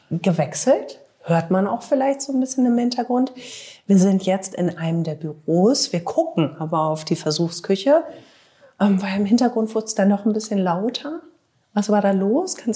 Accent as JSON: {"language": "German", "town": "Bielefeld", "region": "North Rhine-Westphalia", "country": "Germany", "tie": "born or raised there", "said": "Für mich hat es auch immer viel mit Nostalgie zu tun, weil meine Mutter hier gearbeitet hat, ihre Freundinnen haben alle hier gearbeitet. Ich glaube, da, da gibt es bei vielen Bielefelderinnen und Bielefeldern so ein, ja, so, irgendwie so ein Zusammengehörigkeitsgefühl."}